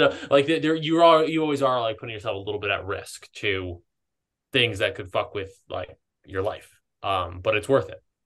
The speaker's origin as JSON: {"language": "English", "region": "East Coast", "country": "United States", "tie": "born or raised there", "moved": "as an adult", "lives_now": "Southern California, United States", "said": "I grew up on the East Coast, but I've been here like five years"}